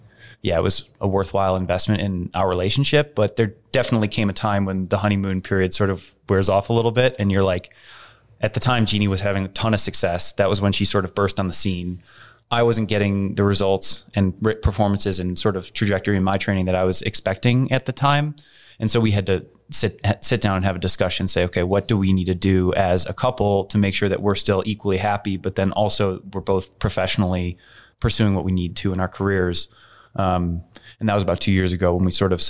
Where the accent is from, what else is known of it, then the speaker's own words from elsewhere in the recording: United States; I'm this American guy